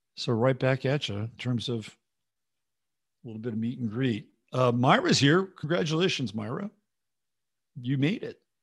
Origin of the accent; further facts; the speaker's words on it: San Jose, California, United States; moved away; also born or lived in San Mateo County / Oakland / Berkeley; I grew up in California. A little bit in Southern California, little tiny slice, but an important one. and then mostly in the Bay Area, um, and, uh, San Jose